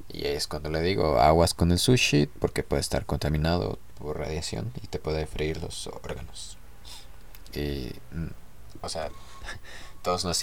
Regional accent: Mexico City, Mexico; born there; Se escuchaba más chido DF, yo nací eh, en el DF.

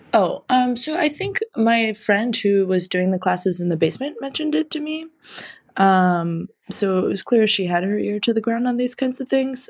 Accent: a small Midwestern town, United States; now in Chicago, United States; I'm from a, a small Midwestern town

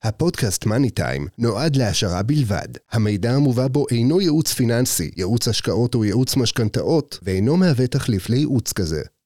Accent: Hadera, Haifa District, Israel; אני בן 45, מחדרה, נשוי, פלוס שלושה

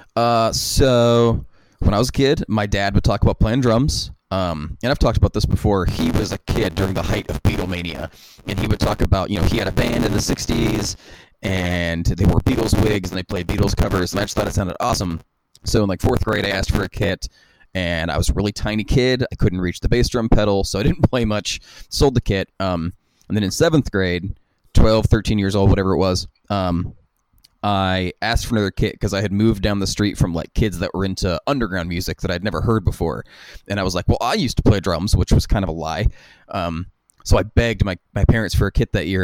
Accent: West Virginia, United States; kids growing up in West Virginia, all we had to do was skateboard and play music

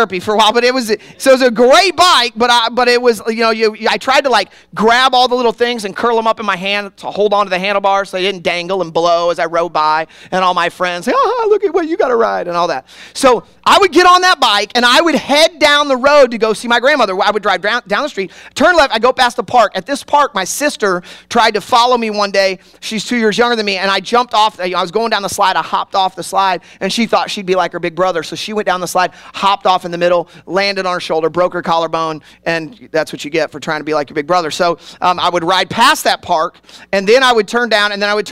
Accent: Kansas City, Missouri, United States; now in Worcester, United States; I grew up in Kansas City

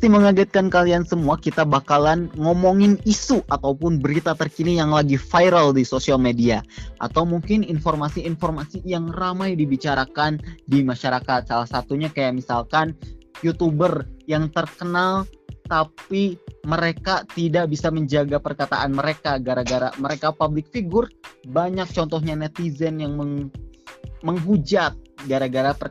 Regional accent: Tasikmalaya, West Java, Indonesia; gue berasal dari Tasikmalaya, Jawa Barat. Tapi sebelumnya sama kayak Akbar, gue adalah mahasiswa anak rantau di Yogyakarta.

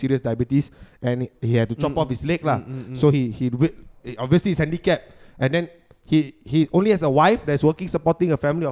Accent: Singapore

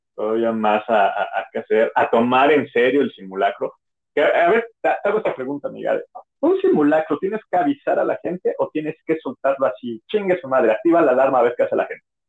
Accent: Mexico; como mexicanos

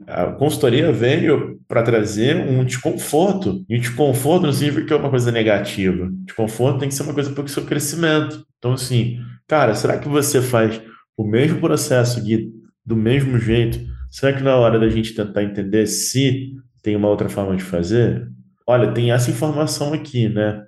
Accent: Rio de Janeiro, Brazil; now in Minas Gerais, Brazil; Moro aqui em Minas, eu sou carioca

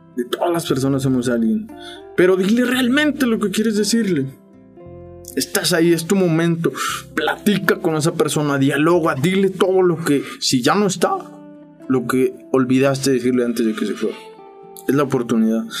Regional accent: Saltillo, Coahuila, Mexico; Sí, soy de Saltillo.

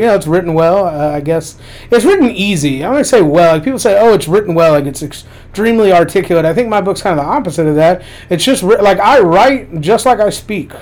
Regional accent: Lexington, Kentucky, United States; also born or lived in North Carolina; I was born in Lexington. I've lived here most of my life

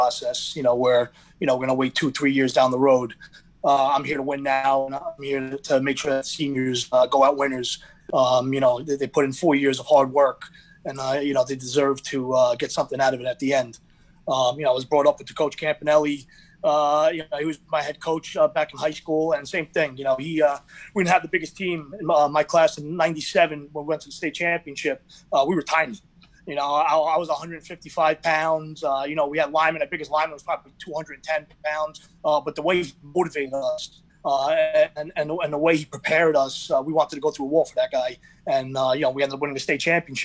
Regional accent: Carlstadt, New Jersey, United States; I'm from Carlstadt. I grew up in Carlstadt.

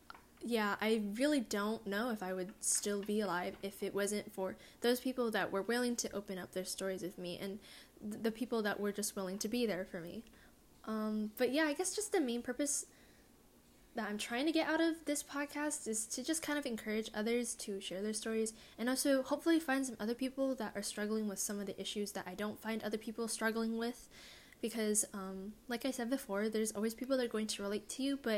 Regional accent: California, United States; also born or lived in East Coast; an Asian American girl growing up in California. Like, I live in SoCal

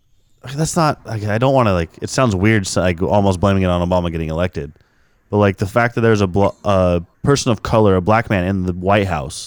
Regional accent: Stockton, California, United States; So I grew up in Stockton, which is a very diverse city in California. But then I, like, part of my life lived in this little rural town right outside of Stockton that was all white.

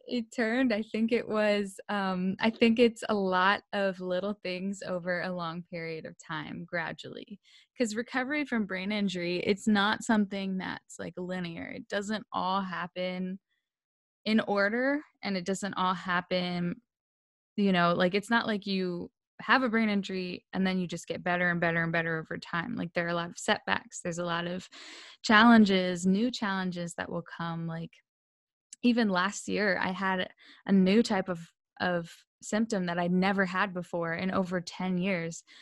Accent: Delaware, United States; moved away; also born or lived in Pennsylvania; I grew up in Delaware, and we moved to Pennsylvania because I needed a new environment

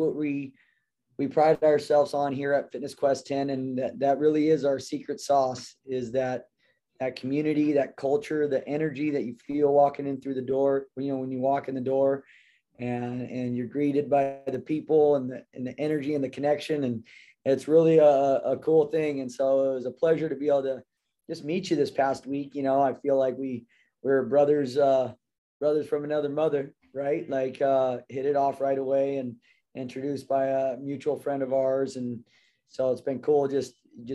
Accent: Temecula, California, United States; And grew up here in Temecula. My parents are from San Diego, and I grew up in Temecula

